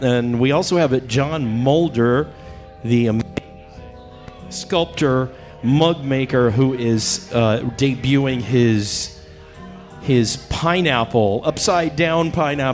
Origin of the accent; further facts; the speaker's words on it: San Diego, California, United States; I grew up in San Diego. It's my hometown